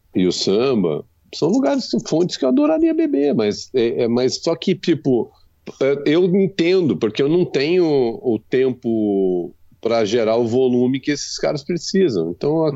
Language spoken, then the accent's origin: Portuguese; interior of São Paulo, Brazil; also born or lived in Africa; eu sou caipira e no interior de São Paulo